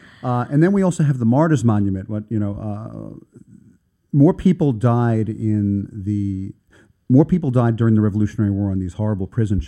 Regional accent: New York City, New York, United States; also born or lived in East Village / East Harlem; I grew up in Manhattan Beach, which is the eastern end of Coney Island.

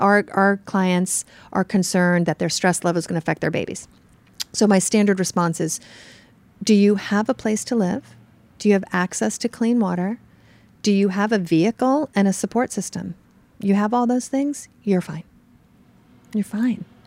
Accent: New York City, New York, United States; I'm from New York, so I'm used to, like, urban New York City crowded

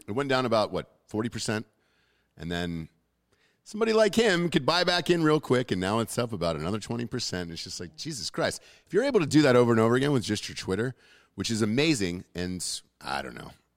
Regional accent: Atlanta, Georgia, United States; I'm from Atlanta

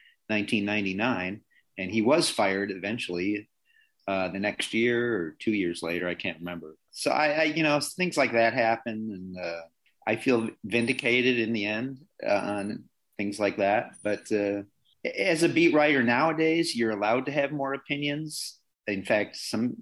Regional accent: Chicago, Illinois, United States; being from Chicago

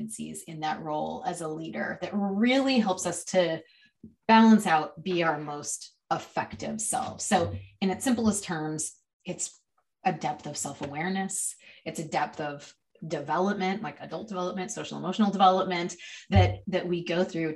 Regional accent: Chicago, Illinois, United States; now in Seattle, United States; I was born in Chicago

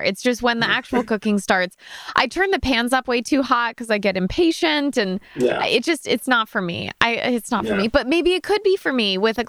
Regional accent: Connecticut, United States; I'm from Connecticut

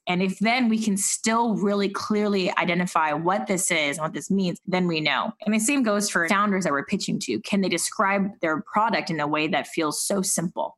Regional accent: Silicon Valley, California, United States; moved away as an adult; now in New York, United States; having grown up in Silicon Valley

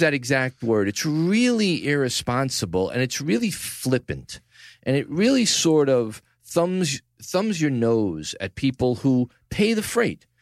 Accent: New York City, New York, United States; From the Gotham Podcast Studio in the heart of downtown New York City, Tribeca, my hometown, the greatest city in the world

